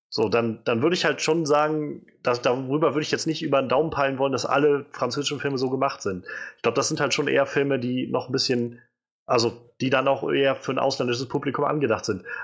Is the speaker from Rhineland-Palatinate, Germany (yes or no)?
yes; Rhineland-Palatinate, Germany; Zum Beispiel, ich komme ja, aus Rheinland-Pfalz.